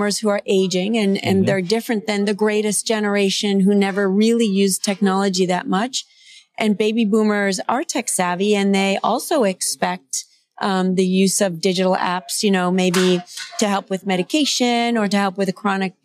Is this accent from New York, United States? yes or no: no; Cleveland, Ohio, United States; I'm from Cleveland